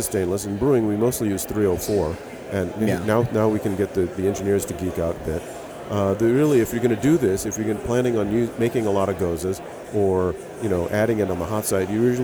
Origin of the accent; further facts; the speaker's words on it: Hawaii, United States; I grew up in Hawaii